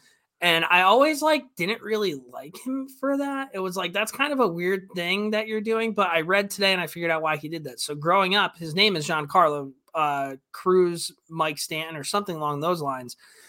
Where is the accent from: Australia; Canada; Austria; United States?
Canada; Montreal, Quebec; I grew up in Montreal and I was a Boston Bruins fan.